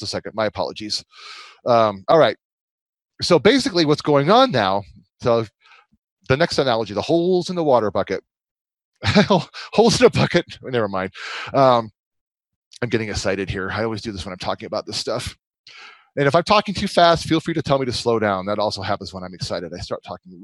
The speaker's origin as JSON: {"language": "English", "region": "Michigan", "country": "United States", "moved": "yes", "said": "I'm from Michigan originally"}